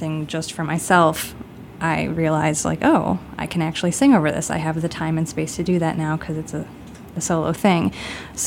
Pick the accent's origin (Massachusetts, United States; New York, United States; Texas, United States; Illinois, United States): Illinois, United States; Chicago; I grew up in Beverly, which is, I grew up on like 93rd and Western